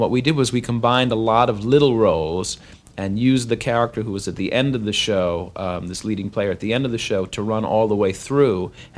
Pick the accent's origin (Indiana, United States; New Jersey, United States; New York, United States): New York, United States; Long Island; I didn't grow up in New York City. I grew up on Long Island, and I wasn't one of these sort of Upper West Side city brats.